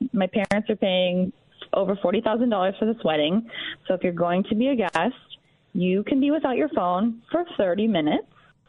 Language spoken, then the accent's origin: English; Florida, United States; now in Shaker Heights, United States; I'm from Florida. My parents are there